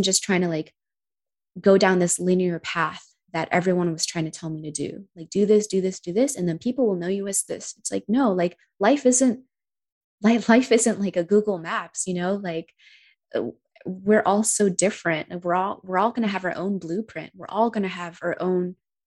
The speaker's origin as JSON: {"language": "English", "country": "United States", "said": "being American"}